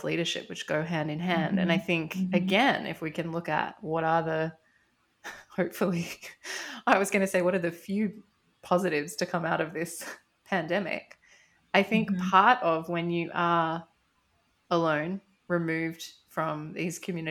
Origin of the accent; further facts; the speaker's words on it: Australia; moved away as an adult; also born or lived in France; I look very Australian